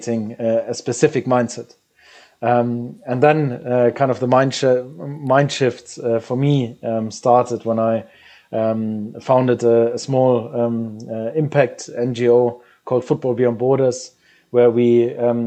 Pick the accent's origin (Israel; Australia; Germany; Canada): Germany; moved away as an adult; as a German national being abroad